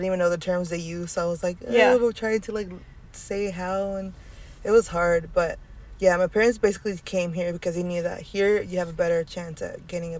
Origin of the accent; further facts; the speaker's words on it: California, United States; I was born in California.